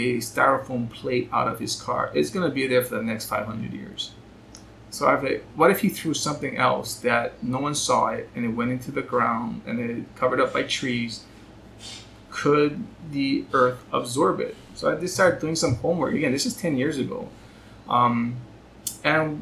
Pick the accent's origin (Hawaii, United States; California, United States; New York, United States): Hawaii, United States; I grew up here in Hawaii